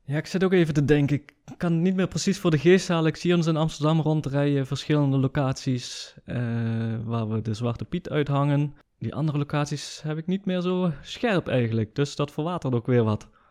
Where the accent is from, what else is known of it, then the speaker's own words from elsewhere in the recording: Germany; ik ben een Nederlander die in Duitsland is geboren en opgegroeid